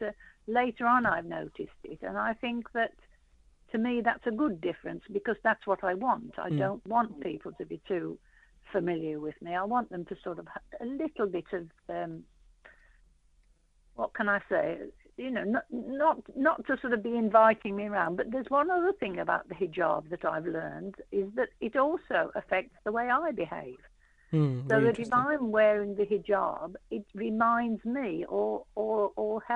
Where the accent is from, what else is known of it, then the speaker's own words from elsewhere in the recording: England, United Kingdom; I'm English born